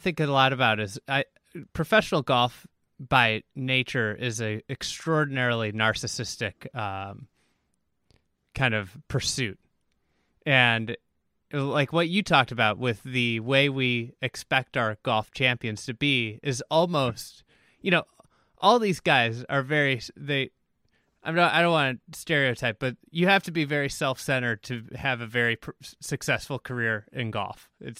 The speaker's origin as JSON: {"language": "English", "town": "Chicago", "region": "Illinois", "country": "United States", "tie": "born or raised there", "said": "Chicago Bears regalia exactly. In my hometown."}